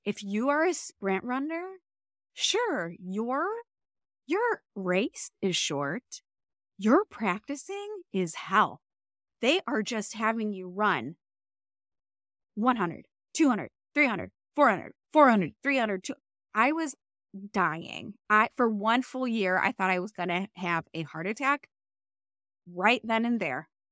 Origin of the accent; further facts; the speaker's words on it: Cleveland, Ohio, United States; I grew up in Cleveland